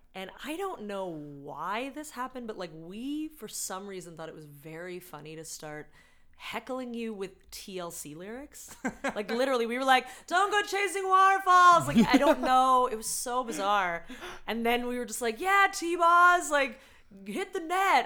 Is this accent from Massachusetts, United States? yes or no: yes; Boston, Massachusetts, United States; moved away as an adult; now in Toronto, Canada; I'm from Boston originally. I'm American